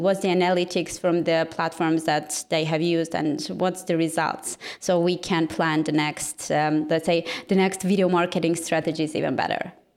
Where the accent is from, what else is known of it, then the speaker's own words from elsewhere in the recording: Yerevan, Armenia; I'm from Armenia, actually from capital of Armenia, and my team and everything is situated here